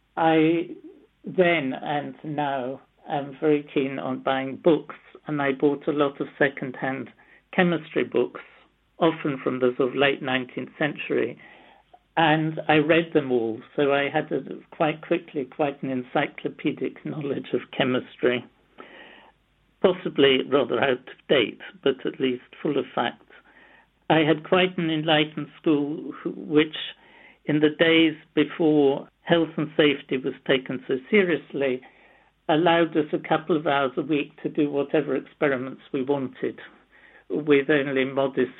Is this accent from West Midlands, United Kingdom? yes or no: no; London, United Kingdom; also born or lived in Nottingham; I was born in London. My father was Russian, born in Moscow. My mother was in English, born in London, and didn't speak a word of Russian.